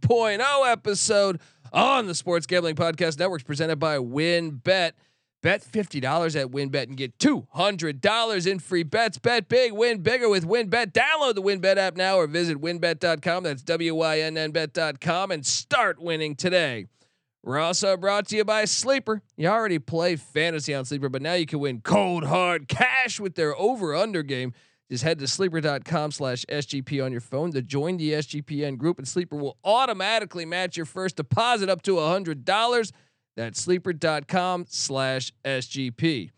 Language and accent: English; Washington, District of Columbia, United States; I grew up in Washington, D.C., and I was a huge fan of Air Force, more than any other service academy.